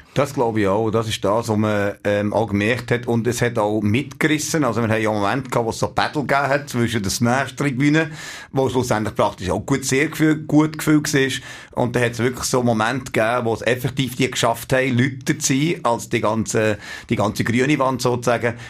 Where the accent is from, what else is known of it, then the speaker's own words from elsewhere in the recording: Switzerland; wir als Schweizer